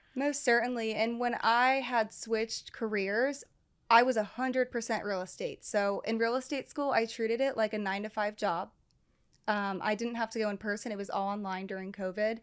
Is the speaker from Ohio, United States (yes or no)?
yes; Cincinnati, Ohio, United States; born and raised Cincinnati, and right here. I never left. Uh, grew up in Westchester